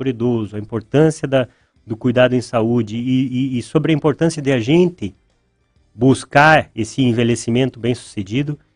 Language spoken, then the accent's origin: Portuguese; Pelotas, Rio Grande do Sul, Brazil; moved away as an adult; also born or lived in São José dos Pinhais, Brazil; now in Ponta Grossa, Brazil; Eu sou natural de Pelotas, no Rio Grande do Sul. Estou no Paraná desde 2008. Morei por nove anos e meio em São José dos Pinhais, do ladinho ali de Curitiba.